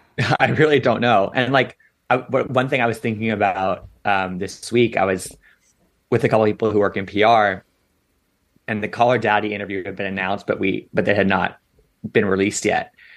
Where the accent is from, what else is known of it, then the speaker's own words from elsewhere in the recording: Washington, District of Columbia, United States; moved away; my hometown